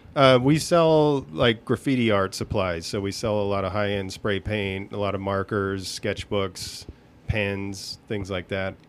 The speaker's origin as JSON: {"language": "English", "region": "Southern California", "country": "United States", "tie": "born or raised there", "also_born_or_lived": "Los Angeles", "moved": "as an adult", "lives_now": "Las Vegas, United States", "said": "I was born and raised in Southern California"}